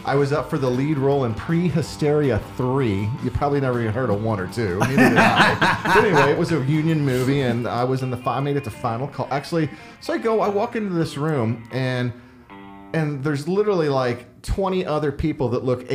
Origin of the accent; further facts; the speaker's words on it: St. Louis, Missouri, United States; moved away; also born or lived in Florida; I was born in St. Louis, Missouri.